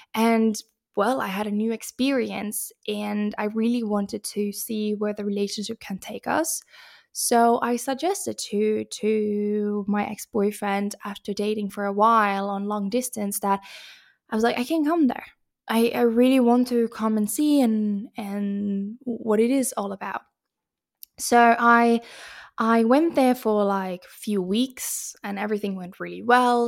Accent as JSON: {"language": "English", "country": "Finland", "also_born_or_lived": "Stockholm, Sweden / Portugal", "moved": "as an adult", "said": "as a Finnish, I had visited Stockholm before I moved there"}